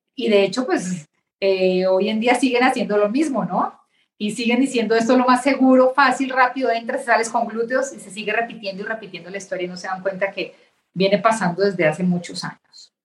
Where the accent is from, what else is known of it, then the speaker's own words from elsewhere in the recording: Bogotá, Colombia; moved away as an adult; now in Mexico; estudié en Colombia, en Bogotá, Colombia, hice mi carrera